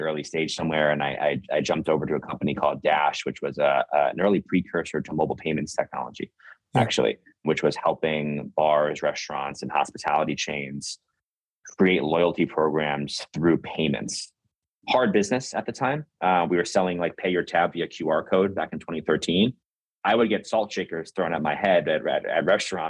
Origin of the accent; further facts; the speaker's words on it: New York City, New York, United States; I'm originally from New York. I grew up in Brooklyn before Brooklyn became cool